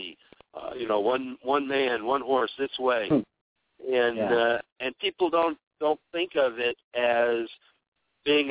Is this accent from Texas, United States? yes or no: yes; Texas, United States; I'm from the South. I'm from Texas